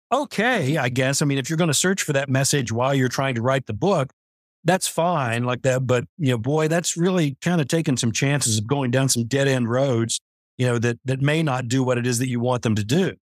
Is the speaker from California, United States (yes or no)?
no; West Virginia, United States; born there; also born or lived in Kansas / New Mexico / Montana; I was born in West Virginia, like that, but I had family scattered all through Kansas and uh, New Mexico and up in Montana and everywhere.